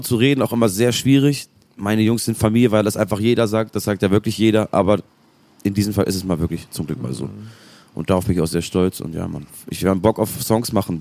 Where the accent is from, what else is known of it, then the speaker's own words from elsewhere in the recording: Hamburg, Germany; bei uns aus St. Pauli